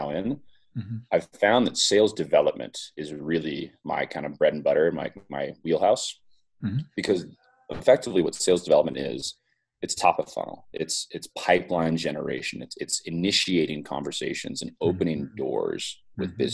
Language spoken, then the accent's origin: English; Silicon Valley, California, United States; I grew up in the Silicon Valley